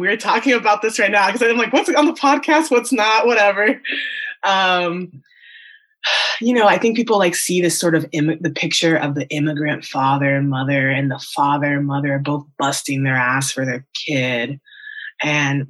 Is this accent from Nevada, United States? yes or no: yes; Las Vegas, Nevada, United States; also born or lived in Miami, Florida; now in Arizona, United States; I grew up in Las Vegas